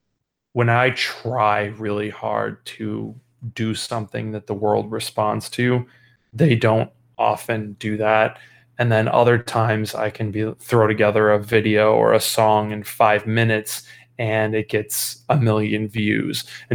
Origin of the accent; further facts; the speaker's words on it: Chicago, Illinois, United States; I'm from Chicago, Illinois.